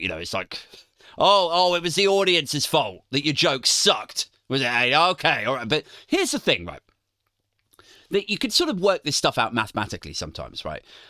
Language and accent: English; Maidenhead, South East England, United Kingdom; moved away; the time I lived in my hometown, Maidenhead